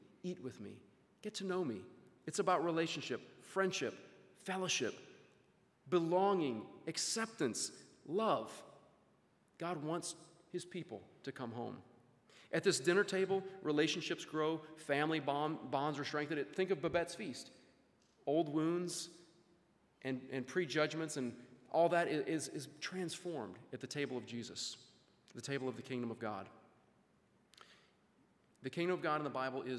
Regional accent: Louisiana, United States; I grew up in Louisiana, went to school there

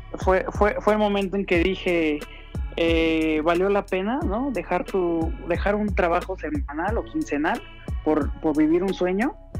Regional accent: Mexico City, Mexico; yo soy de Iztapalapa para el mundo

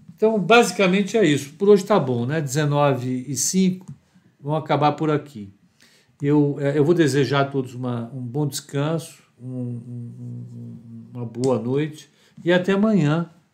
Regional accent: Brazil; eu, eu sou brasileiro

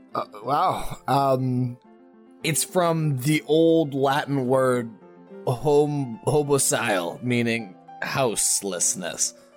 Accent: Manitoba, Canada; accent: Manitoba; I'm from Manitoba

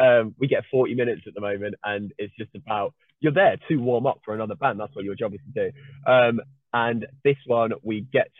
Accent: Nottingham, East Midlands, United Kingdom; also born or lived in Derby / Colchester; I grew up in Nottingham, and then moved to Derby for a little bit, and then back to Nottingham.

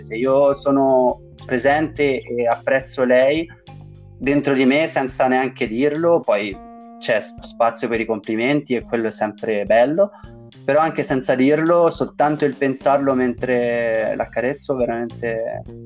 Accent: Tuscany, Italy; dalle mie parti in Toscana

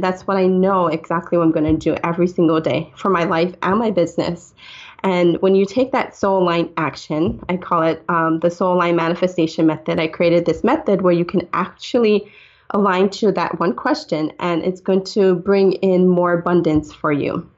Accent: Hawaii, United States; I'm Hawaiian

